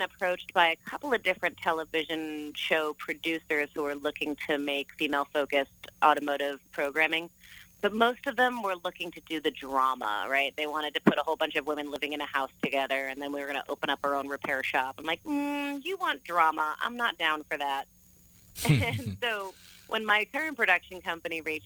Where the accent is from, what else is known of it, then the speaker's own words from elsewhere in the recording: New Jersey, United States; moved away as an adult; also born or lived in Phoenix, Arizona / New York; now in Arizona, United States; my hometown in New Jersey, where my family still lived.